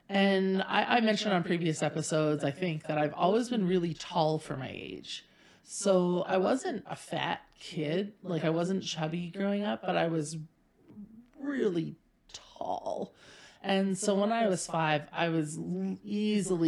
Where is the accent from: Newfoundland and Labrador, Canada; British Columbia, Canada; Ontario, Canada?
Ontario, Canada; Pembroke; also born or lived in Saint John, New Brunswick; I was born in St. John, New Brunswick, lived in Pembroke, Ontario for about a decade through my elementary school years